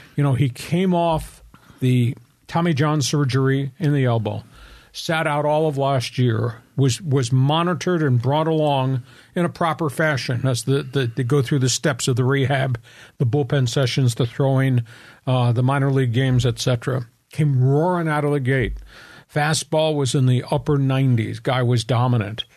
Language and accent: English; East Coast, United States; moved away; I grew up on the East Coast